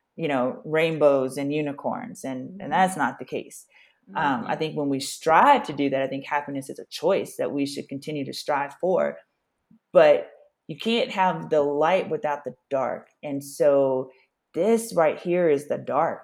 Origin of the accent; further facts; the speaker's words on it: Louisiana, United States; as a Black person growing up in the South in Louisiana